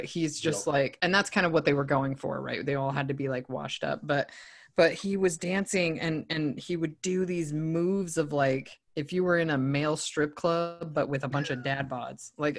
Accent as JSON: {"language": "English", "region": "Utah", "country": "United States", "said": "I'm from Utah."}